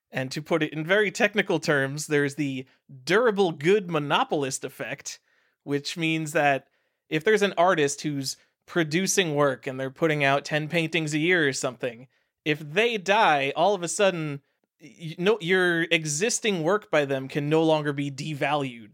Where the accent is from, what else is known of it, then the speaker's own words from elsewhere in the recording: New York, United States; moved away as an adult; I'm from New York.